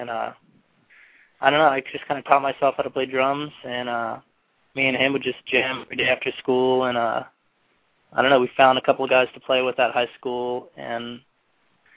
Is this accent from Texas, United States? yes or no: no; San Diego, California, United States; we grew up right here in Pacific Beach